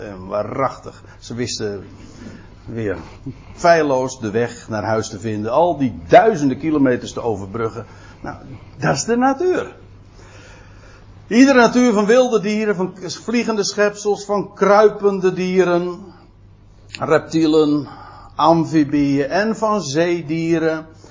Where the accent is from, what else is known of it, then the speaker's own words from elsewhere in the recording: Aalsmeer, North Holland, Netherlands; ik kom zelf uit Aalsmeer.